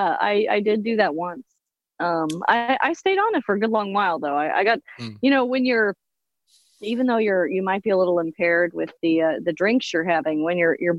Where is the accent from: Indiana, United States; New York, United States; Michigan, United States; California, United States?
Indiana, United States; Lafayette; I actually grew up in Lafayette, Indiana.